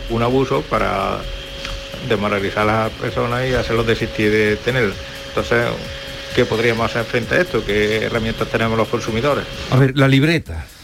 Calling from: Seville, Andalusia, Spain; Buenos días, Vigorra, Maite, equipo y compañía. … de Sevilla.

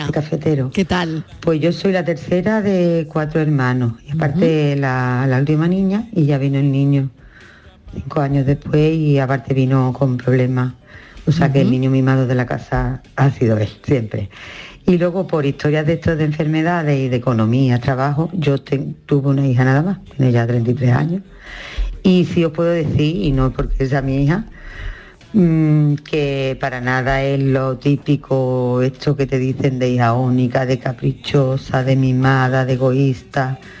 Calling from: Ronda, Andalusia, Spain; llamo de Ronda.

